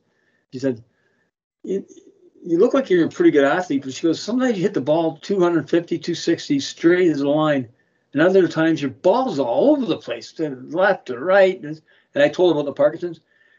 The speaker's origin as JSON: {"language": "English", "town": "Toronto", "region": "Ontario", "country": "Canada", "tie": "born or raised there", "lives_now": "Niagara, Canada", "said": "I'm a Toronto guy, born and raised, but I'm a Niagara person."}